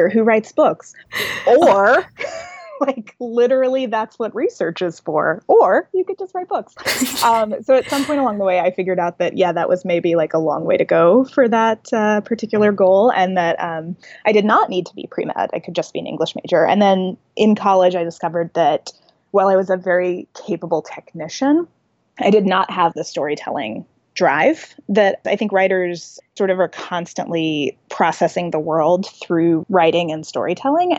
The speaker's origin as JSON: {"language": "English", "town": "Nashville", "region": "Tennessee", "country": "United States", "tie": "born or raised there", "said": "moved back to my hometown. My husband's an actor and he already had some acting work lined up in Nashville"}